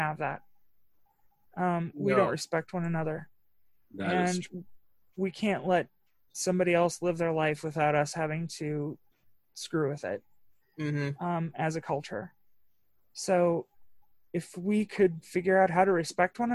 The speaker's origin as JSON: {"language": "English", "region": "Northwest Indiana", "country": "United States", "tie": "born or raised there", "said": "I was raised in Northwest Indiana"}